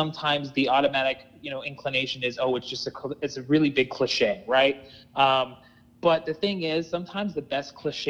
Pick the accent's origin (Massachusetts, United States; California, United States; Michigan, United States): California, United States; Palm Springs; moved away as an adult; now in New York, United States; I'm actually from California. So I was born and raised in Palm Springs, California.